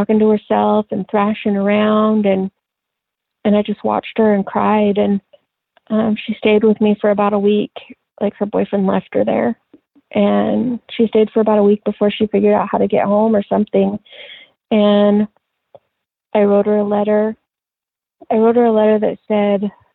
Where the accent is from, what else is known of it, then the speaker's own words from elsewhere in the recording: La Grande, Oregon, United States; we moved back to my hometown in La Grande